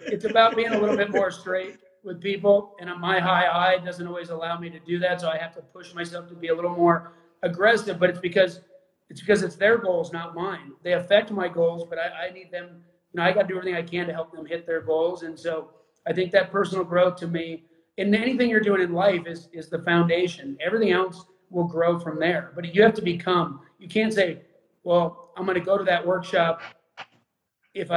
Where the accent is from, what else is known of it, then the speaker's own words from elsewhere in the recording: Arizona, United States; I grew up in Arizona